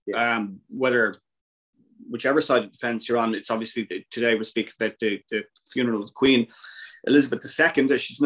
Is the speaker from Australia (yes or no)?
no; Dublin, Leinster, Ireland; I was born in the 70s myself in Dublin